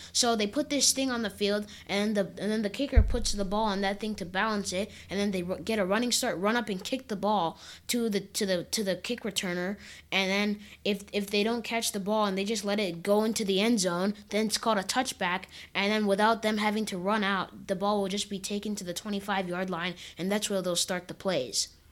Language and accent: English; Minnesota, United States; now in California, United States; I was born in Minnesota in a hospital called, called Regents Hospital